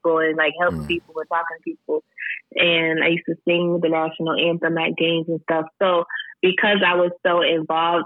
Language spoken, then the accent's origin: English; Syracuse, New York, United States; also born or lived in DeWitt, New York / Rochester, New York; I was born and raised in Syracuse, New York